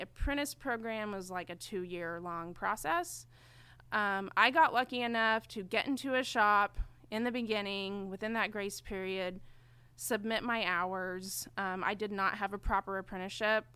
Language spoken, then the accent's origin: English; Enid, Oklahoma, United States; moved away as an adult; now in Oklahoma City, United States; I'm from Enid, Oklahoma. So it's like an hour and a half north of here. Mm-hmm. Um, I was born and raised there